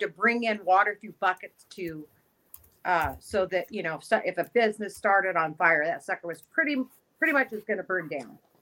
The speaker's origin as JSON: {"language": "English", "town": "Bishop", "region": "California", "country": "United States", "tie": "born or raised there", "said": "I was raised in Bishop"}